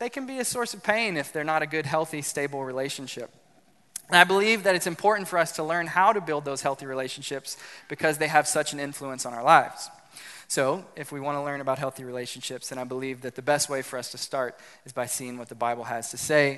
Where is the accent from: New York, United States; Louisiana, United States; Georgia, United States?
Louisiana, United States; South; I grew up in South Louisiana